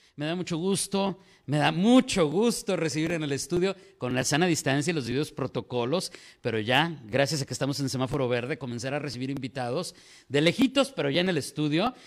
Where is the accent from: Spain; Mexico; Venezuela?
Mexico; como decimos en México